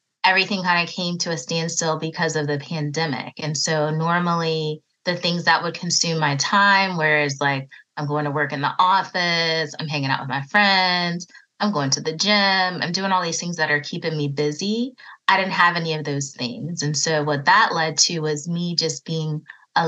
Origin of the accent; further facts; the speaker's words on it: Raleigh, North Carolina, United States; also born or lived in Virginia; I was born in Virginia, but I grew up in Raleigh, North Carolina, so I haven't ventured too far away from home